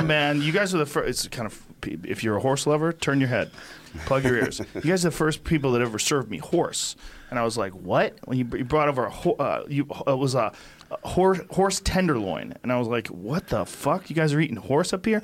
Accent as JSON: {"language": "English", "town": "Boston", "region": "Massachusetts", "country": "United States", "tie": "born or raised there", "said": "I grew up in Boston"}